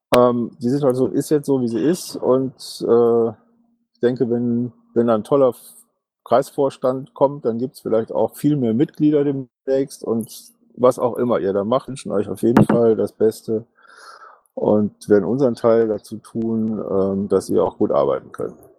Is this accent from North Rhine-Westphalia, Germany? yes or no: yes; Ratingen, North Rhine-Westphalia, Germany; also born or lived in Düsseldorf; ich bin Düsseldorfer bzw. Ratinger